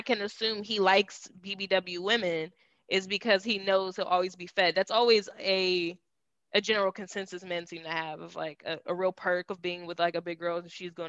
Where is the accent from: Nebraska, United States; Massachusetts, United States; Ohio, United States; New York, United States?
Ohio, United States; Cleveland; I'm the one that's from Cleveland